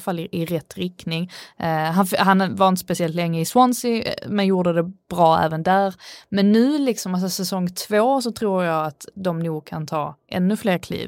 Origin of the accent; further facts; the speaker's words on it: Sweden; jag är svensk